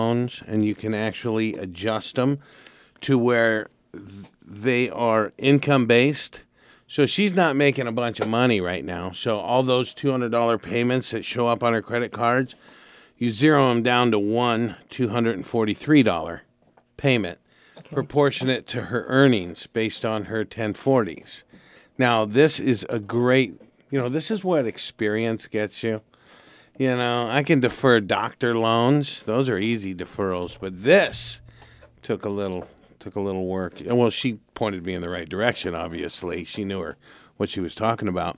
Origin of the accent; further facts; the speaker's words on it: Santa Barbara, California, United States; I was born and raised in Santa Barbara. I've lived all over this town